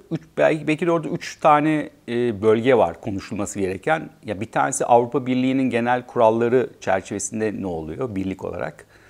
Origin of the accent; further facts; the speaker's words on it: Turkey; moved away as an adult; also born or lived in Netherlands; kendi e, büyüdüğüm ülkede çalışmak